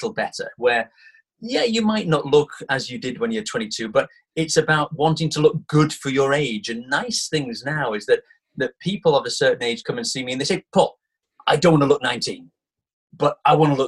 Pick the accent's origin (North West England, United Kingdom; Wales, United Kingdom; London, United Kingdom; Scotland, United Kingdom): North West England, United Kingdom; Manchester; My hometown is Manchester. So I grew up there.